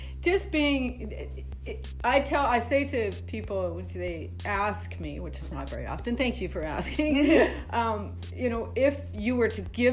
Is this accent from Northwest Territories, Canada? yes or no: no; southwestern Saskatchewan, Canada; moved away as an adult; also born or lived in Calgary, Alberta; I was born and raised in southwestern Saskatchewan, Canada